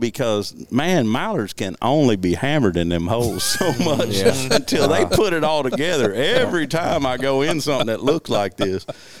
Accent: Big Lake, Arkansas, United States; I grew up hunting in Big Lake.

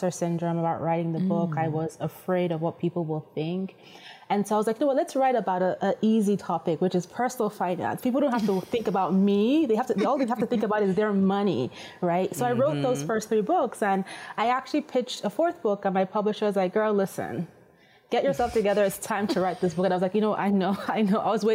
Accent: Nigeria; moved away; I'm originally Nigerian, and the language is Yoruba

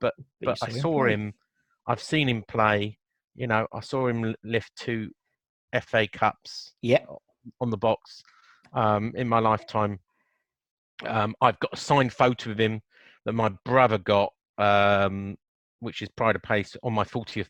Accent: Chessington, London, United Kingdom; born there; I was born in Chesington.

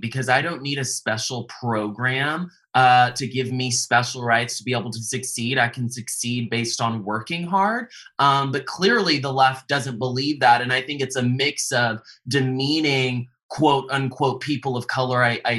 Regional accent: the South, United States; I grew up in the South and I was judged based on my character.

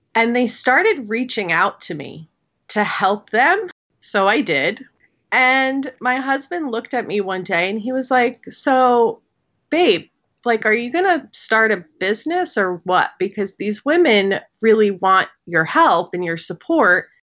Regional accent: New York, United States; I'm a New Yorker, born and raised

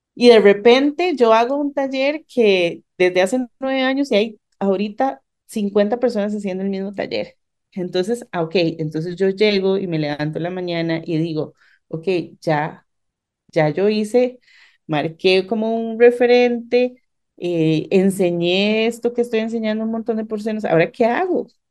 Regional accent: San Pedro, San José, Costa Rica; somos de San Pedro

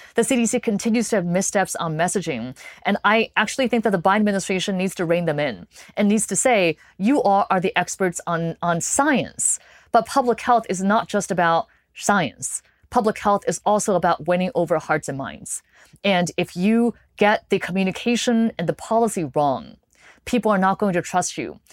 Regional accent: California, United States; moved away; I grew up in California

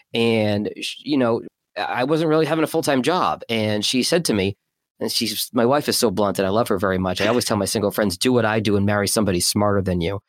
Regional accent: Boston, Massachusetts, United States; also born or lived in Burlington, Vermont / New Orleans; now in Detroit, United States; born and raised in Boston

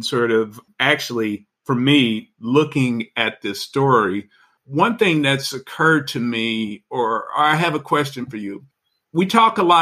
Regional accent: Chicago, Illinois, United States; now in Georgia, United States; I'm originally a Chicagoan

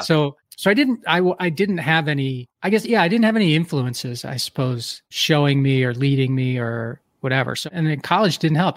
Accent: Philadelphia, Pennsylvania, United States; moved away as an adult; also born or lived in Detroit / New Jersey / Milwaukee, Wisconsin; I grew up in Philadelphia, so I moved to Detroit

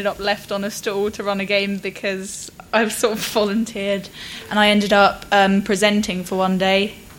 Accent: Brighton, South East England, United Kingdom; moved away as an adult; now in Nottingham, United Kingdom; I'm from Brighton.

